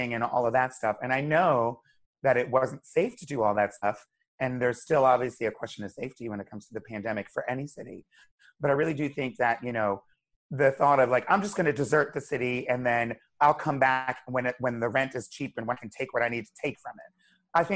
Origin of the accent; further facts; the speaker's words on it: Wilmington, Delaware, United States; moved away as an adult; also born or lived in Hershey, Pennsylvania; now in New York City, United States; I grew up in Wilmington, Delaware